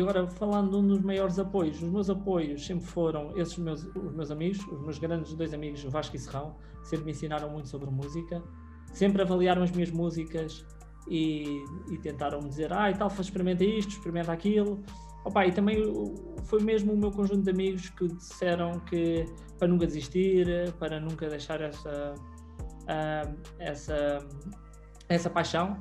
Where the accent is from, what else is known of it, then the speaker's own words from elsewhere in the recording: Leiria, Leiria District, Portugal; sou de Leiria